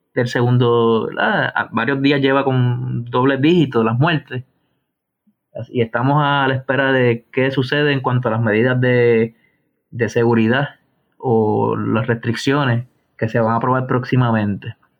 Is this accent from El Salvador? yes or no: no; Puerto Rico; lo que nosotros eh, merecemos como puertorriqueños